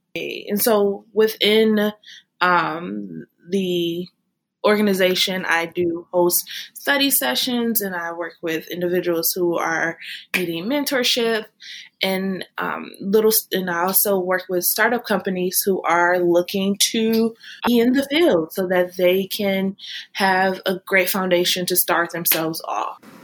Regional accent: Michigan, United States; moved away as an adult; now in Texas, United States; I am currently residing in Texas. I'm originally from Michigan

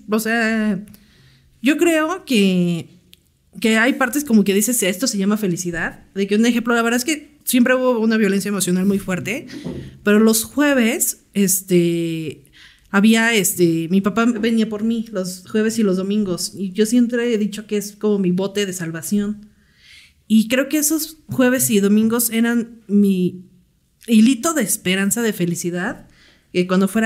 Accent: Sonora, Mexico; born there; tengo 32 años, eh, nací, bueno, mi acta de nacimiento dice que soy de Sonora.

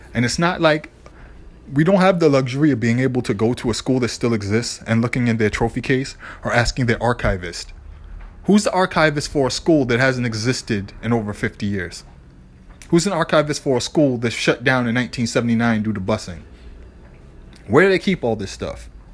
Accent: Boston, Massachusetts, United States; my hometown team

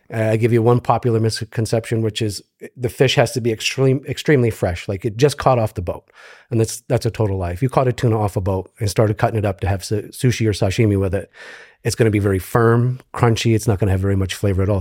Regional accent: upstate New York, United States; moved away as an adult; also born or lived in Japan; now in Tampa, United States; grew up in, in upstate New York, moved to New York City for about fifteen years

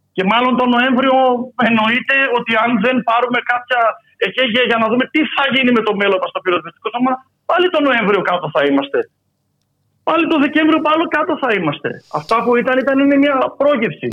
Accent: Thessaloniki, Central Macedonia, Greece; Εγώ είμαι από τη Θεσσαλονίκη

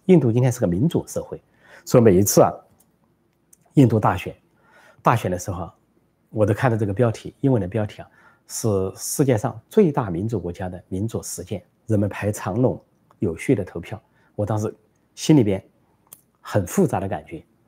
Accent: China; 我们中国人

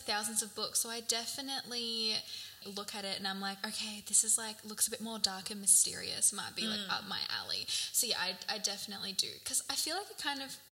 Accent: Australia; we are Aussie gals

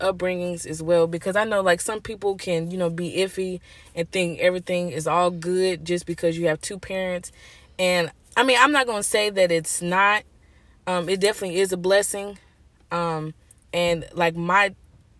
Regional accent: St. Louis, Missouri, United States; also born or lived in Florida / New York / Baltimore, Maryland / Chicago; I was born in St. Louis. But after traveling, we came back to St. Louis, and I started going to school

